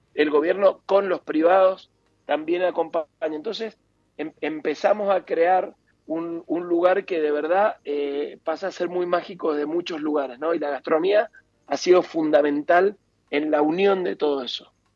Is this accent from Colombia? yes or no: no; Argentina; también somos Argentina